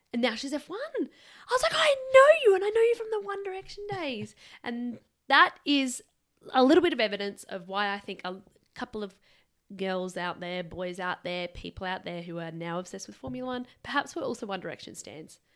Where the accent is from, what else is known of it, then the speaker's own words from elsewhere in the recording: Adelaide, South Australia, Australia; we are from South Australia.